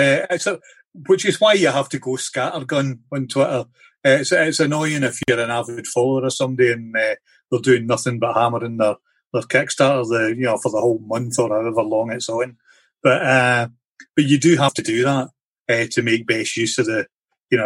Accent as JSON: {"language": "English", "area": "Ayrshire", "region": "Scotland", "country": "United Kingdom", "tie": "born or raised there", "said": "I grew up in Ayrshire in Scotland"}